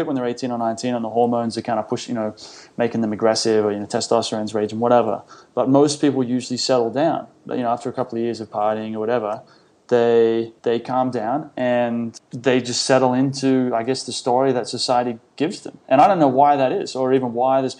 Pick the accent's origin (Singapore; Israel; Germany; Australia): Australia; Sydney, New South Wales; I grew up in Sydney, went to a selective school, a smart school